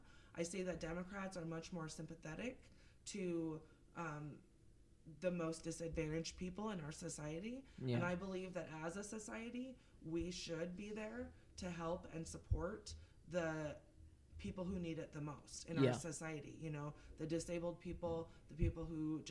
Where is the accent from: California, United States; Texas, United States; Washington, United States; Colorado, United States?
Washington, United States; Seattle; also born or lived in Eugene, Oregon; now in Kootenai County, Idaho, United States; I grew up in Seattle, and I also spent over 12 years in Eugene, Oregon